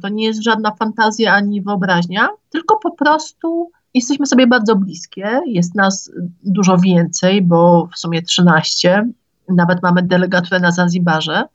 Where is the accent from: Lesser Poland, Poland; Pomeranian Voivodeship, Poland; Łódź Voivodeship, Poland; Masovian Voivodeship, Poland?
Masovian Voivodeship, Poland; Otrębusy; tutaj u nas w Otrębusach